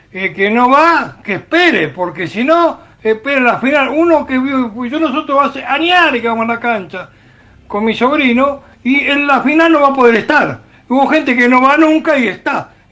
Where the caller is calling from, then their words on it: Mar del Plata, Buenos Aires Province, Argentina; Hola Ramiro, buenas tardes … de Mar del Plata.